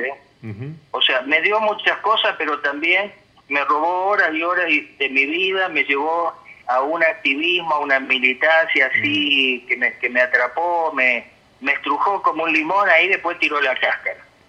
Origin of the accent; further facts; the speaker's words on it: Santa Fe, Argentina; yo vivía en en un, en un barrio en la ciudad este, de Santa Fe Capital, donde pasé toda mi infancia y gran parte de mi juventud